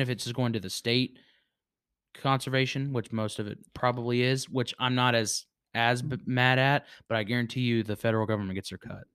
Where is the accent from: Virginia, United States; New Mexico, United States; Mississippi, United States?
Virginia, United States; moved away; my hometown in Virginia